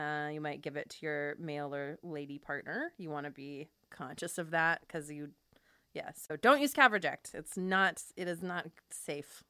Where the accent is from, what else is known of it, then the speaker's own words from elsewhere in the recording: Fresno, California, United States; I grew up in Fresno, which is very Armenian